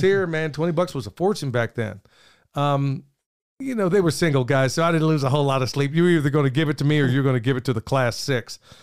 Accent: Oklahoma City, Oklahoma, United States; moved away; I grew up in South Oklahoma City

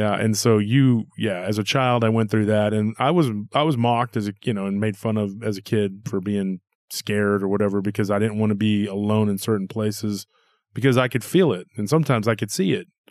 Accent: Texas, United States; being a Texan myself

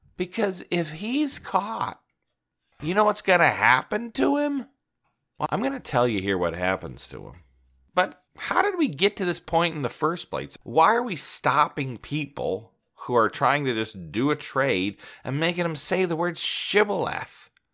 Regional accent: Midwest, United States; I'm from the Midwest

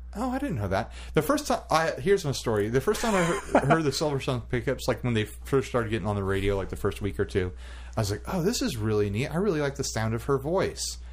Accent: United States; an American male

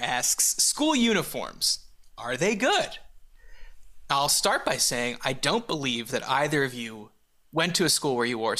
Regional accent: Montreal, Quebec, Canada; growing up in Montreal

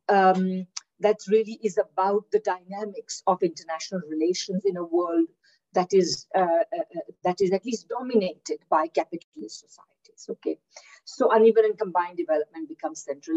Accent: India; moved away as an adult; also born or lived in Kingston, Ontario, Canada / Victoria, Canada; now in Manitoba, Canada; I'm originally from India, where I did my undergraduate

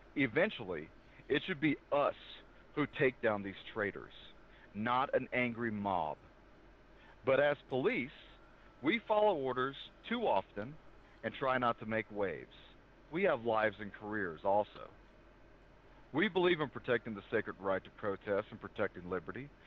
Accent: the South, United States; I'm from the South

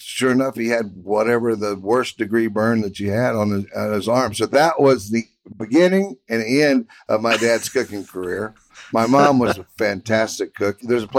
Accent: Houston, Texas, United States; So that was kind of a big part of the excitement about growing up in Houston.

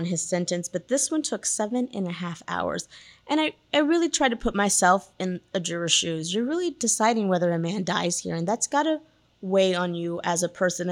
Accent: Wilson County, near Floresville, Texas, United States; I'm from Wilson County

